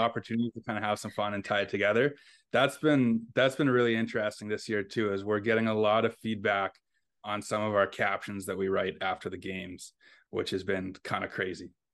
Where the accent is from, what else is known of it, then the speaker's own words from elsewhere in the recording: Fort Frances, Ontario, Canada; also born or lived in Ottawa / Moncton; now in Winnipeg, Canada; I grew up in Fort Francis, Ontario.